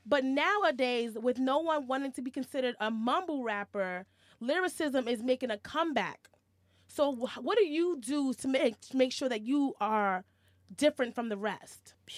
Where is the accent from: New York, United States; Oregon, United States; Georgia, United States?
New York, United States; New York City; growing up in New York City